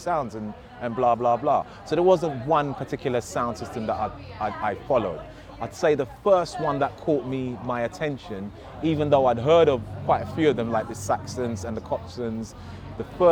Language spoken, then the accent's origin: English; Ghana; also born or lived in Hammersmith, London; now in United Kingdom; growing up in Ghana